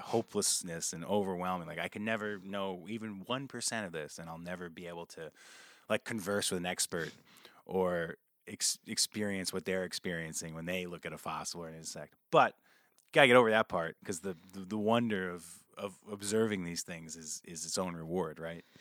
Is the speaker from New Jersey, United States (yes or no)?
no; New Paltz, New York, United States; I grew up outside of New Paltz